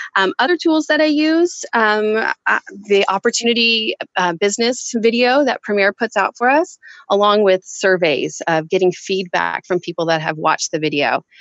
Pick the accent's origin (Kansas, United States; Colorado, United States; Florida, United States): Kansas, United States; moved away as an adult; now in San Jose, United States; So we are both actually from Kansas. Kansas. I still think of myself as a Kansas girl at heart, um, even though I've lived in San Jose, California now for half my life